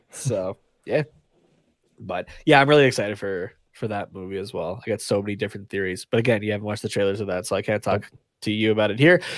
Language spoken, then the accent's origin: English; Canada; we're Canadian